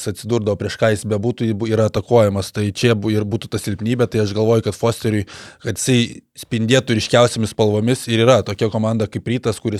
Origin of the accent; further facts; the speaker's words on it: Lithuania; mes lietuviai kuklus